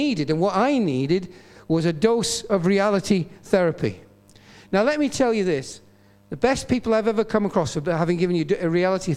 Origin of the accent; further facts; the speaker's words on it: Bishop Auckland, North East England, United Kingdom; also born or lived in Newcastle; I used to go back to church in my hometown in Bishop Auckland, where my dad and mum were pastoring